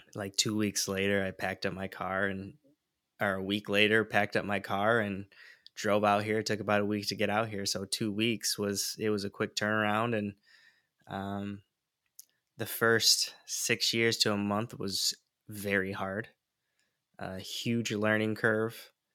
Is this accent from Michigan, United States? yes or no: yes; Michigan, United States; moved away as an adult; now in Santa Barbara, United States; where I was born and raised in Michigan and moved to California uh, in the Santa Barbara area